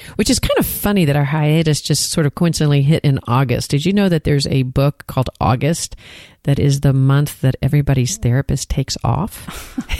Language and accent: English; Texas, United States; accent: Texan; I sound like a Texan